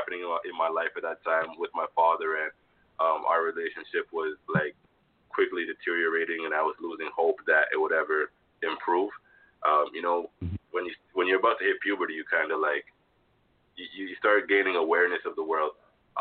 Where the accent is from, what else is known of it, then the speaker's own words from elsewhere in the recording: Toronto, Ontario, Canada; also born or lived in Jamaica; I was born in Jamaica, raised in Toronto.